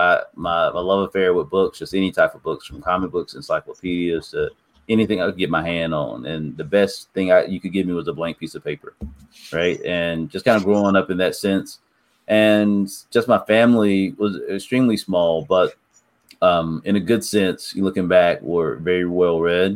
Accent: Snow Hill, North Carolina, United States; I'm from Snow Hill, North Carolina.

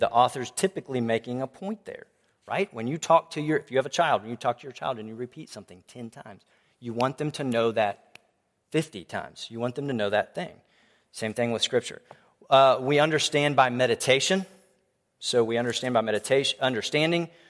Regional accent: Tomball, Texas, United States; I grew up in Tomball Bible Church

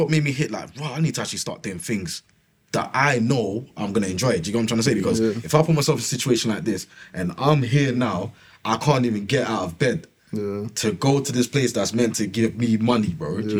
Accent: Ghana; I'm not gonna lie to you. I'm, I'm Ghanaian in it.

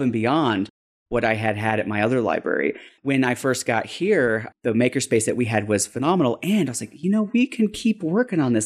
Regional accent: Denver, Colorado, United States; I used to live maybe about a mile and a half from a library when I grew up in Denver

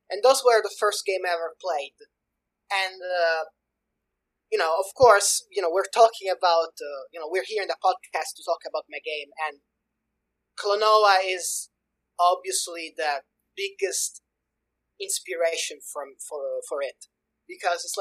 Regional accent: Sicily, Italy; I'm from Italy, specifically Sicily

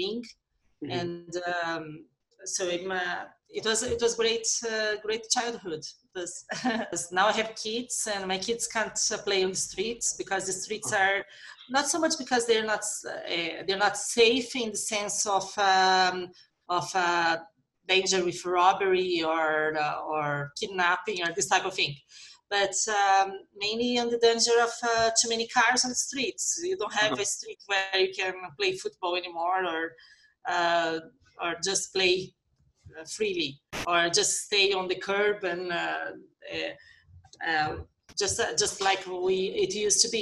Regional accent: Curitiba, Paraná, Brazil; also born or lived in United Kingdom; I grew up here in Brazil, a town called Curitiba.

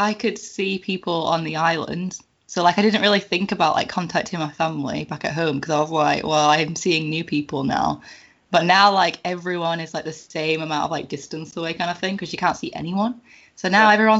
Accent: Ulverston, North West England, United Kingdom; moved away as an adult; now in Isle of Man; I was originally from Ulverston in Cumbria

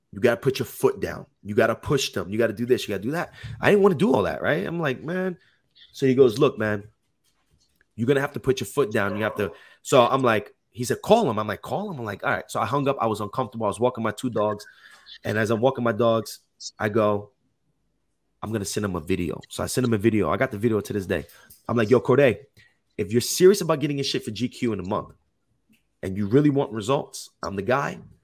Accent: Jersey City, New Jersey, United States; moved away as an adult; now in Los Angeles, United States; I'm originally from Jersey City, New Jersey, but that's right by New York

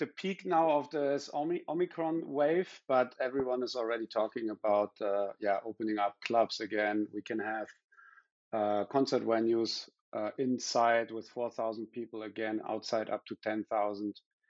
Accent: southwest Germany, Germany; English is a second language; I'm not from Berlin. I'm from the west of Germany, the southwest actually.

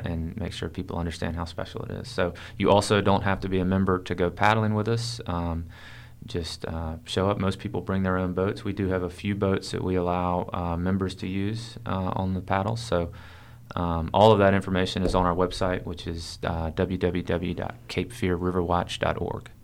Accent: Wilmington, North Carolina, United States; born and raised in Wilmington

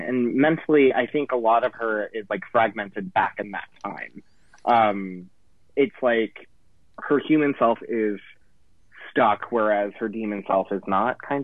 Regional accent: United States; I'm American

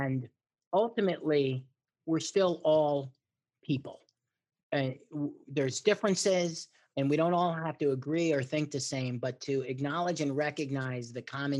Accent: United States; I'm an American, and I consider myself a very patriotic American

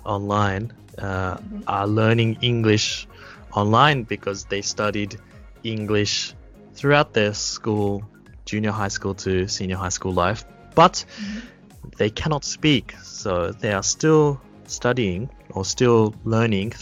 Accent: Australia; also born or lived in Kitami, Japan; now in Japan; I'm from Australia, so don't be scared or shocked if my pronunciation is different.

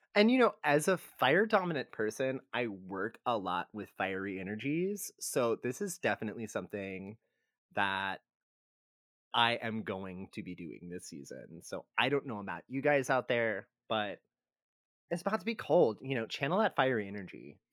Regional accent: Texas, United States; growing up in Texas

